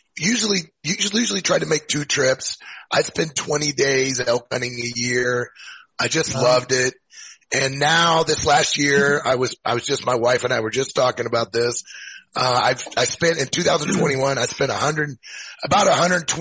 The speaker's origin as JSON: {"language": "English", "town": "Columbia", "region": "Missouri", "country": "United States", "tie": "born or raised there", "also_born_or_lived": "Springfield, Missouri", "moved": "as an adult", "lives_now": "Missoula, United States", "said": "I'm from Missouri. I grew up in Missouri, you know, pretty much in the center of Missouri"}